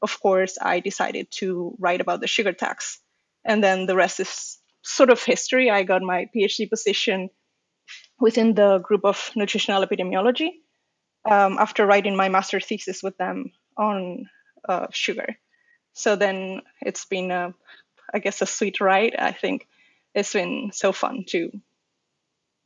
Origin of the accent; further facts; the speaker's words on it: Las Palmas de Gran Canaria, Canary Islands, Spain; moved away as an adult; now in Lund, Sweden; I was at my hometown medical school in the, it's called the University of Las Palmas de Gran Canaria, and that's in a really long name for a university in the Canary Islands in Spain